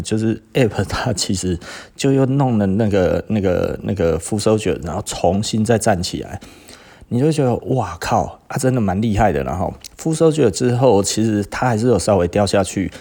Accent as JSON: {"language": "Chinese", "country": "Taiwan", "said": "这个跟我们台湾人讲流行是一样的意思啦"}